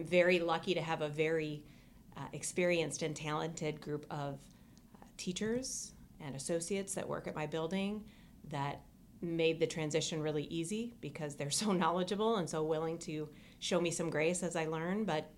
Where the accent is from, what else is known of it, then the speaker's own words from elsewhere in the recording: Minneapolis, Minnesota, United States; moved away as an adult; now in Ames, United States; Well, I grew up in the Minneapolis area, and I have an older brother who went to Iowa State.